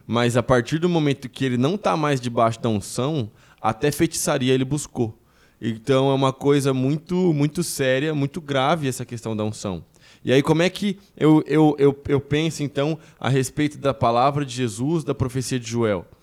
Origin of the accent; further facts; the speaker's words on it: Brazil; a gente não é judeu, a gente é brasileiro